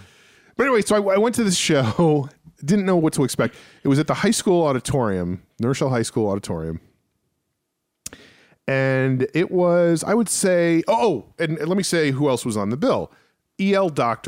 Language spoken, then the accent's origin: English; New Rochelle, New York, United States; moved away; also born or lived in Massachusetts; My hometown is celebrating its 325th anniversary of township